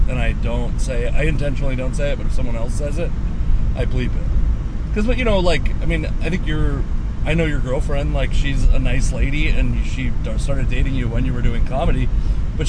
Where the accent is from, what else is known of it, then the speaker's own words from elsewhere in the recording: Fife, Washington, United States; I grew up in Fife